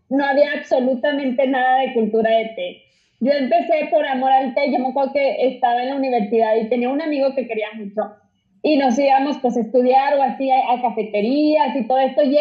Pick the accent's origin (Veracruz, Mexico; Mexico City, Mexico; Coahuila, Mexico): Coahuila, Mexico; Saltillo; soy de Saltillo. Ah, ok. Saltillo, Coahuila